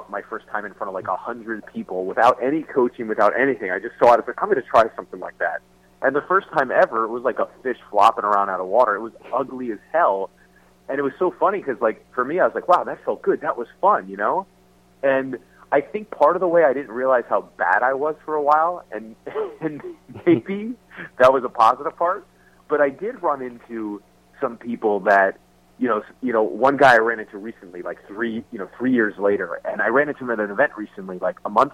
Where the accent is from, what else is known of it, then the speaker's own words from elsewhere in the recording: New Jersey, United States; moved away; also born or lived in San Diego / Los Angeles; I was a kid from New Jersey